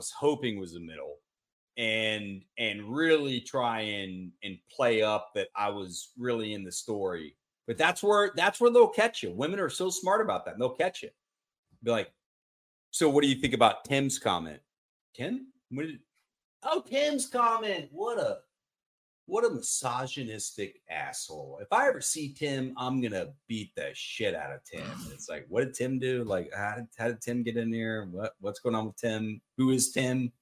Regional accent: Austin, Texas, United States; I'm from Austin

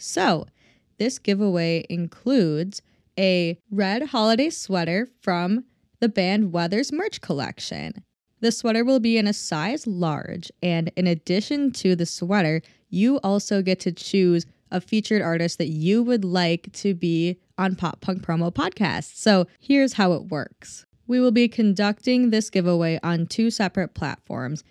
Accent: Minnesota, United States; I'm from Minnesota originally

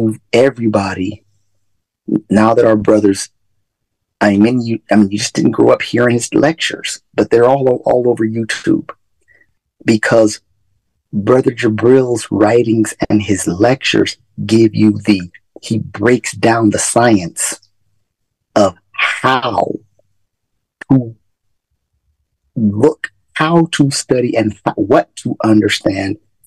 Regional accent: Phoenix, Arizona, United States; moved away; I grew up in Phoenix from the beginning of the rebuilding effort

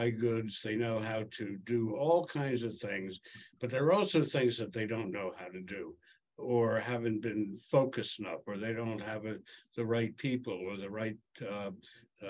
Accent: Washington, District of Columbia, United States; that's my hometown

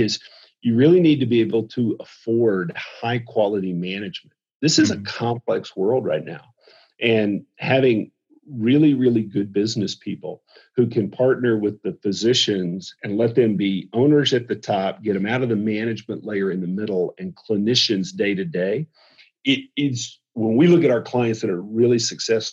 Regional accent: the South, United States; I'm from the South

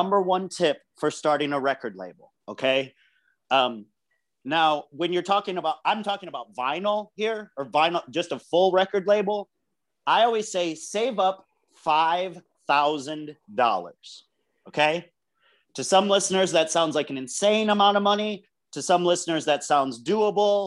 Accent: United States; As an American

